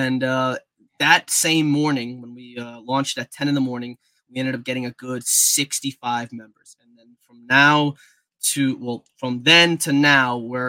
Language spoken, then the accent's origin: English; Zacapa, Guatemala; now in United States; My father even played in Guatemala, so I was a big fan of Deportivo Zacapa. So that was my hometown team.